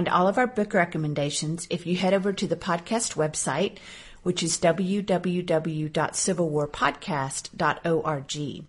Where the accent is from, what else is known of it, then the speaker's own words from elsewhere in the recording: Fayetteville, Arkansas, United States; moved away; my home state of Arkansas, and we'll be looking at the Battle of Prairie Grove, which took place not very far from my hometown of Fayetteville